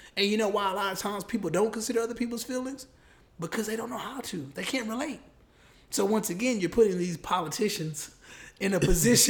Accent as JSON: {"language": "English", "country": "United States"}